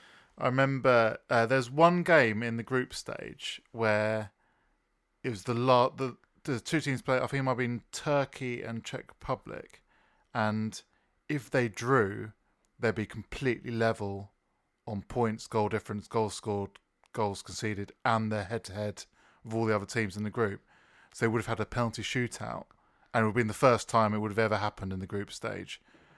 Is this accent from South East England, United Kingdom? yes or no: yes; Brighton, South East England, United Kingdom; grew up in Brighton